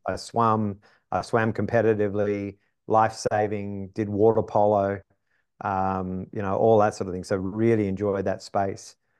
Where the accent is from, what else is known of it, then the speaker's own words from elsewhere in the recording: Wollongong, New South Wales, Australia; moved away as an adult; now in United States; grew up on the East Coast of Australia, like most Australians. Um, grew up in a city, you know, quarter of a million